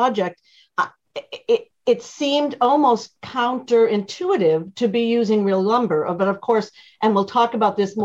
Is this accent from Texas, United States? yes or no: no; Boston, Massachusetts, United States; now in California, United States; I live in one that's a raised foundation because I grew up in Boston